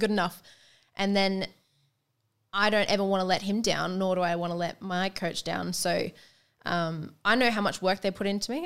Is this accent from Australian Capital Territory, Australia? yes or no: no; Sunshine Coast, Queensland, Australia; I'm from the Sunshine Coast